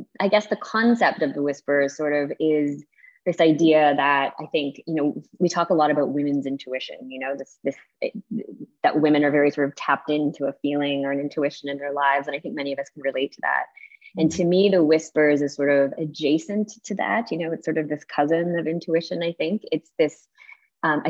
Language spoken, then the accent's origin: English; Canada; I'm Canadian